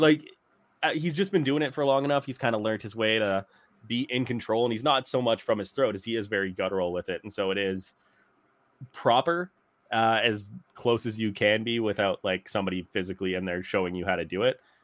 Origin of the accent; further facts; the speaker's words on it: St. Albert, Alberta, Canada; Saint Albert minor hockey Jerome McGinley jersey because he grew up in my hometown.